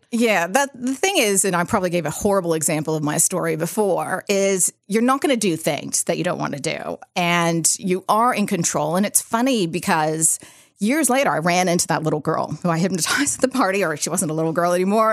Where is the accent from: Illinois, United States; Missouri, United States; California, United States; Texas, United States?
California, United States; San Rafael; So I grew up in California, Bay Area, and in a little, well, not a little town, but a place called San Rafael, which is just right over the Golden Gate Bridge.